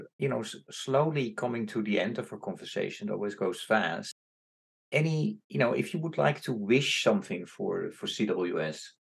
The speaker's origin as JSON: {"language": "English", "country": "Indonesia", "moved": "yes", "lives_now": "New York, United States", "said": "when I came to from Indonesia to New York, I still worked with him."}